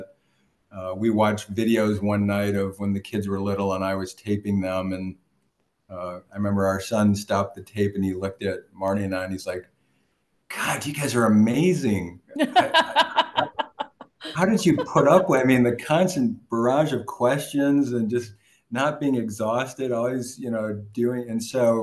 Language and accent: English; Prairie du Chien, Wisconsin, United States; moved away; I grew up, I was born in Prairie du Chien, Wisconsin